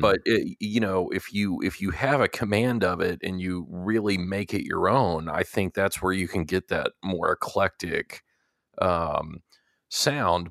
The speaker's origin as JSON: {"language": "English", "region": "Texas", "country": "United States", "tie": "born or raised there", "said": "growing up in Texas and, and going to college at Texas A and M"}